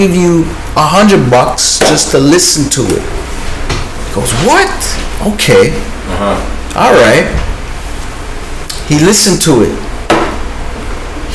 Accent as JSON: {"language": "English", "town": "Toronto", "region": "Ontario", "country": "Canada", "said": "I'm the guy from Toronto"}